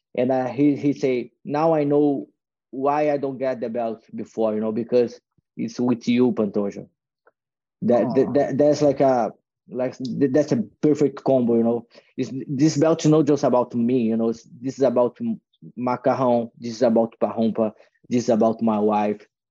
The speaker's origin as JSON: {"language": "English", "area": "Copacabana, north of Rio", "region": "Rio de Janeiro", "country": "Brazil", "tie": "born or raised there", "second_language": "English", "moved": "yes", "said": "I moved to like a uh, North Rio, is a small city with a thirty thousand people"}